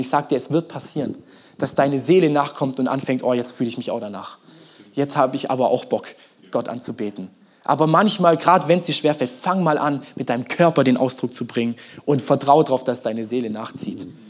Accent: Germany; wir Deutschen

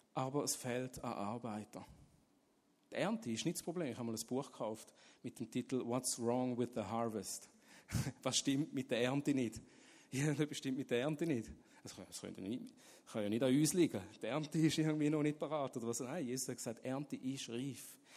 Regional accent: Switzerland; Ich bin in der Schweiz aufgewachsen, und habe das Evangelium nie gehört

